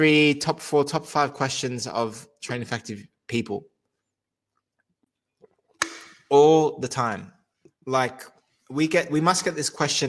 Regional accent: Australia; moved away as an adult; also born or lived in Europe / England / Netherlands / Switzerland; now in London, United Kingdom; I'm originally from Australia, but I spent the last 10 years in Europe.

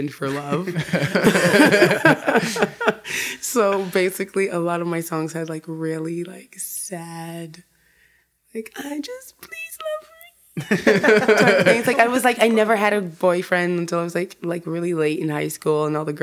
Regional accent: New York City, New York, United States; I grew up in the Bronx

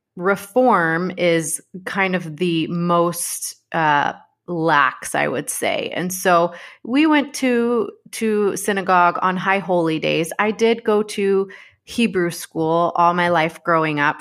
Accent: Dallas, Texas, United States; I grew up in Dallas, Texas

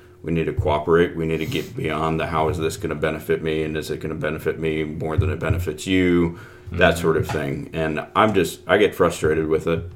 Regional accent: United States; I'm an American

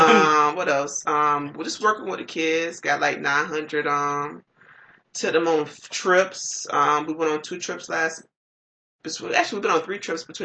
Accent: Jacksonville, United States; I turned 41. You know, I'm from Jacksonville.

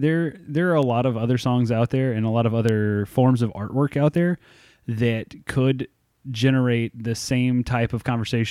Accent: United States; born there; But, you know, I was born in America. I was born in this, you know, first world country.

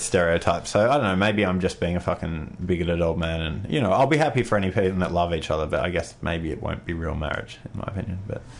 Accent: England, United Kingdom; So, yeah, England. I'm from England, but, you know, I figured it was called Anglia originally

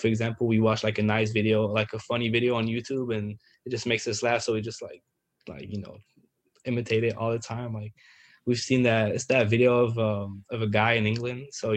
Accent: Paris, Île-de-France, France; moved away as an adult; also born or lived in Valenciennes; now in Maryland, United States; I'm from Paris

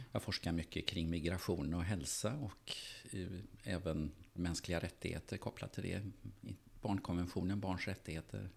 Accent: Gothenburg, Västra Götaland, Sweden; jag växte upp i Göteborg

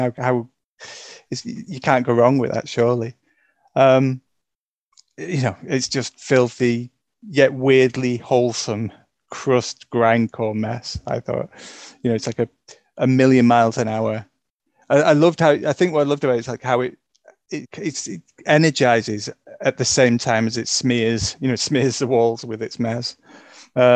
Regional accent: Glossop, East Midlands, United Kingdom; Glossop North End Football Club. So, which is my hometown football club

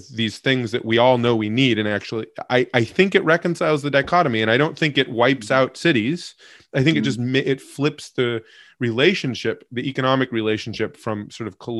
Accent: Alaska, United States; now in Massachusetts, United States; I grew up in Alaska

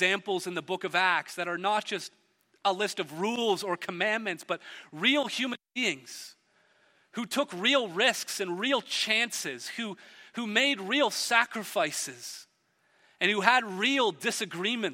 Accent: Hamilton, Ontario, Canada; I grew up in Hamilton, a steel town

